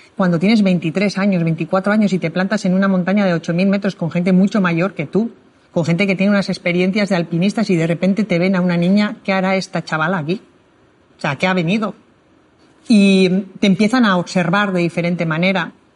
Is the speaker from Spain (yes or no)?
yes; Spain; no soy la única española que ha terminado los ocho miles